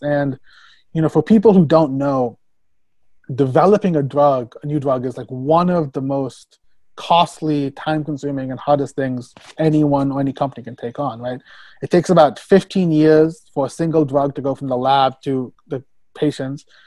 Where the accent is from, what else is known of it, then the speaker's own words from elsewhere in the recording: Tennessee, United States; moved away as an adult; now in New York, United States; I I grew up in Tennessee